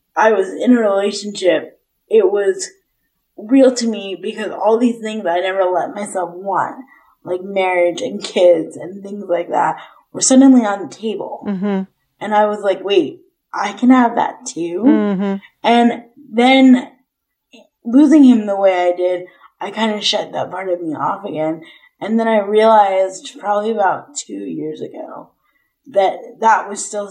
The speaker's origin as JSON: {"language": "English", "country": "United States", "said": "I'm American"}